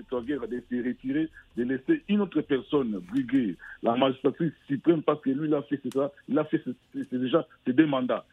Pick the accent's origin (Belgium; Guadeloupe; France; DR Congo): DR Congo; chez nous, au Congo Kinshasa